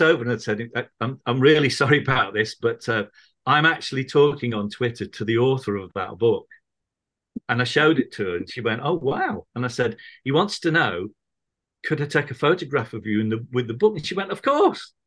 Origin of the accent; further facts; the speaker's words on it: Manchester, North West England, United Kingdom; now in Birmingham, United Kingdom; I grew up in Manchester